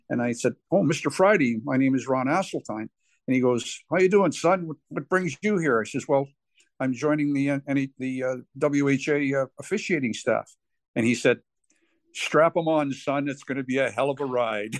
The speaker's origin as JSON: {"language": "English", "town": "Guelph", "region": "Ontario", "country": "Canada", "tie": "born or raised there", "said": "my hometown in Guelph"}